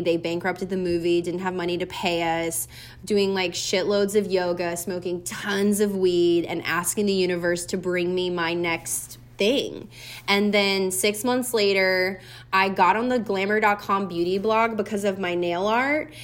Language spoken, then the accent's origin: English; Louisiana, United States; moved away; I grew up with in Louisiana